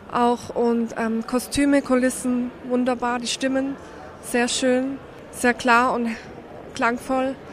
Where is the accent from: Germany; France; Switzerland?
France; Bei uns in Frankreich ist das Musikal gar nicht bekannt, aber das hat mir toll gefallen.